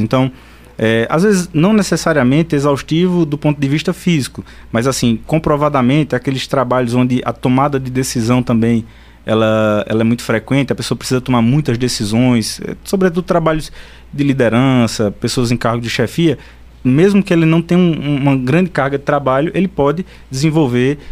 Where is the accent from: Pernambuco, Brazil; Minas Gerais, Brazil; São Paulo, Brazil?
Pernambuco, Brazil; São Bento do Una; eu sou de São Bento